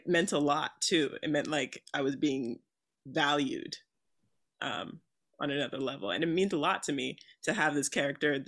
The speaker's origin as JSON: {"language": "English", "region": "New Jersey", "country": "United States", "also_born_or_lived": "outside Newark, New Jersey", "moved": "yes", "lives_now": "Los Angeles, United States", "said": "I'm from New Jersey"}